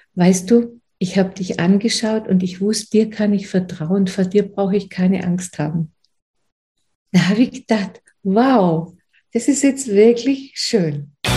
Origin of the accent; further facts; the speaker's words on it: Aulendorf, Baden-Württemberg, Germany; ich komme aus Aulendorf, das ist in Oberschwaben in der Nähe von Ravensburg